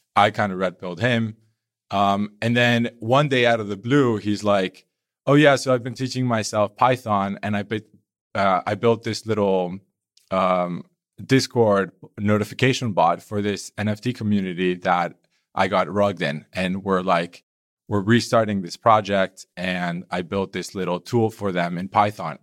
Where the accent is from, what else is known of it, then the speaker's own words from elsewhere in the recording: Colombia; now in Berlin, Germany; I'm Colombian.